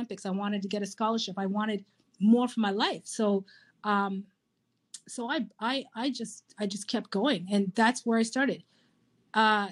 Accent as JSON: {"language": "English", "town": "Kitchener", "region": "Ontario", "country": "Canada", "tie": "born or raised there", "said": "I was born and raised in Kitchener, Ontario"}